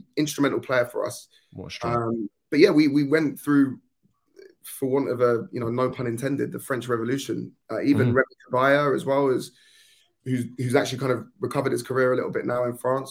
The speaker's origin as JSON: {"language": "English", "region": "South East England", "country": "United Kingdom", "tie": "born or raised there", "said": "I grew up mostly in the southeast of England, as you can probably tell by my accent."}